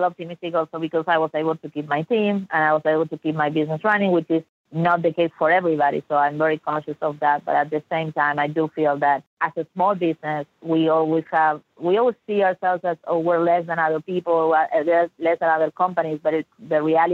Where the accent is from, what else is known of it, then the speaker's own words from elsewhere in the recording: Argentina; now in Dallas, United States; I'm from Argentina originally, from Latin America.